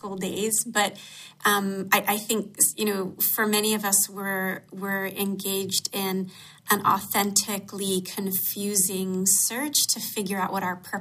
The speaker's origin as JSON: {"language": "English", "town": "Atlanta", "region": "Georgia", "country": "United States", "tie": "born or raised there", "said": "Growing up in Atlanta, I had exposure to some issues of racism that were shocking to me"}